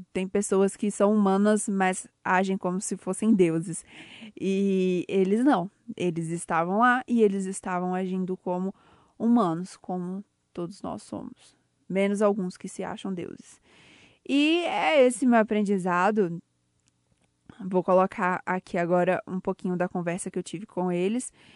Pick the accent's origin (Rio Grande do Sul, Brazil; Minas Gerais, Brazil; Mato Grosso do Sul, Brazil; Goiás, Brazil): Minas Gerais, Brazil; Ouro Preto; eu sou de Ouro Preto, trabalho na Rádio Tatiaia de Ouro Preto